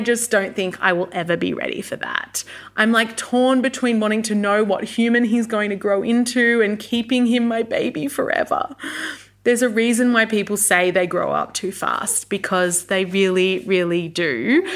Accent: Canberra, Australian Capital Territory, Australia; I'm currently based in Canberra, Australia, Ngunnawal country. This is my hometown. I'm a Canberran born and bred

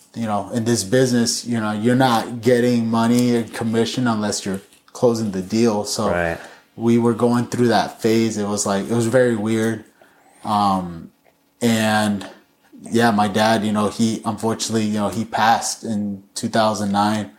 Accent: Chino, California, United States; I grew up in Chino

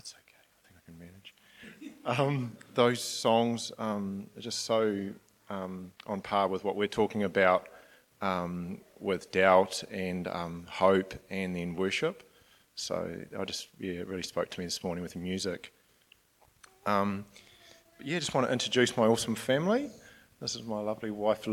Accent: Nelson, New Zealand; moved away as an adult; now in Gisborne, New Zealand; I'm originally from Nelson

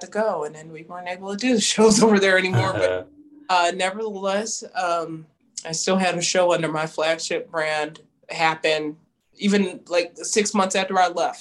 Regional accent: United States; also born or lived in China; That's my duty as an American English teacher

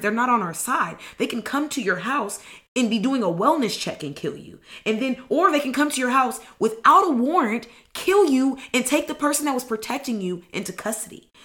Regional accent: Los Angeles, California, United States; I grew up in the Merk Park

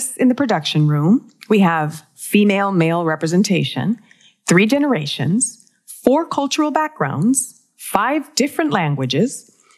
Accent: Puerto Rico; I'm from Puerto Rico

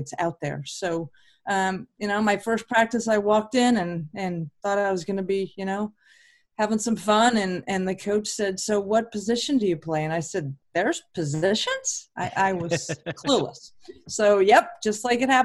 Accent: Southern California, United States; I got to play on great club teams growing up in Southern California

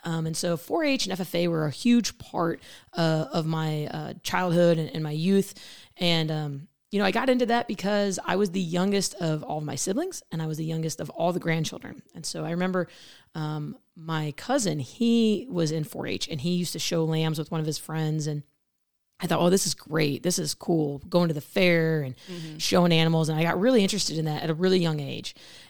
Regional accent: Illinois, United States; So I grew up in Central Illinois. I did not grow up in a farming background.

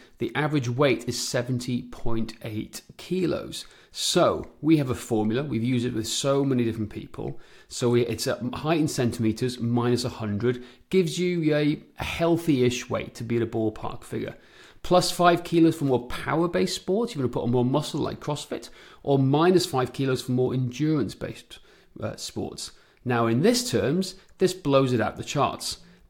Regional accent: Wales, United Kingdom; moved away; I grew up on great cycling roads back in mid-Wales

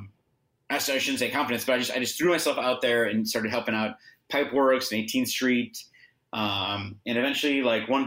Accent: Milwaukee, Wisconsin, United States; moved away as an adult; also born or lived in Madison, Wisconsin; now in Chicago, United States; I grew up in just outside

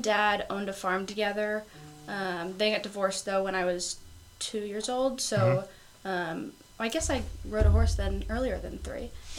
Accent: Quakertown, Pennsylvania, United States; moved away as an adult; now in Oklahoma, United States; So I'm a senior. I'm 22 years old. I'm from Quakertown, Pennsylvania. So it's about an hour outside of Philadelphia.

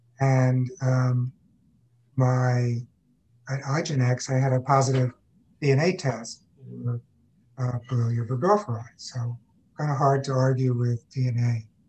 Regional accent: Long Island, New York, United States; now in Texas, United States; I was born and raised on Long Island in New York, which is basically ground zero for tick-borne illness.

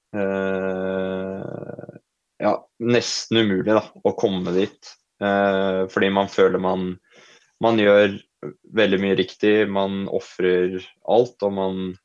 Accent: Folldal, Innlandet, Norway; jeg er jo fra Folldalen, da. Uh, der Ronda 100 arrangeres.

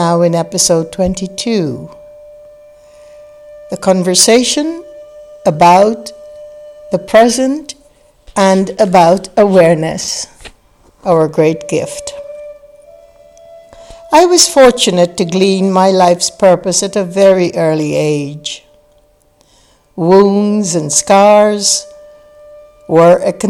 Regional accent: Guyana; now in United States; I grew up in British Guyana, the British West Indies, in South America, in a village of less than 500 people

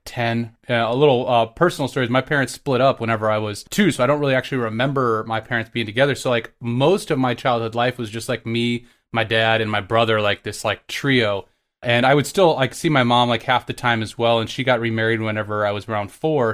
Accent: Dallas, Texas, United States; also born or lived in Galveston, Texas; I grew up my whole life in Texas. I was born in Galveston

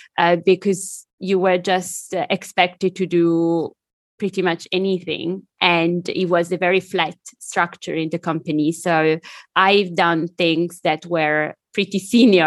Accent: Italy; moved away as an adult; also born or lived in China; now in London, United Kingdom; I'm originally from Italy

